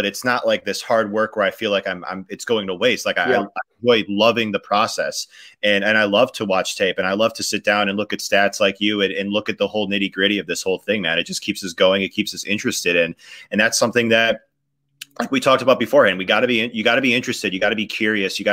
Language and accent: English; Chicago, Illinois, United States; Chicago, Illinois.